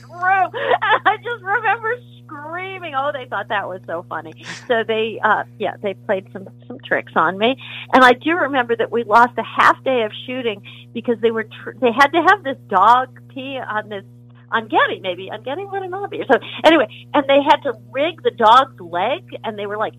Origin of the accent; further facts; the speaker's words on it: Rome, Lazio, Italy; moved away; I was very fortunate to grow up in Rome